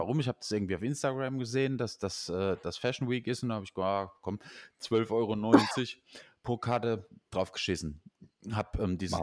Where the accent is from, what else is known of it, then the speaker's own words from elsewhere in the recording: Nussloch, Baden-Württemberg, Germany; Ich sah aus Nussloch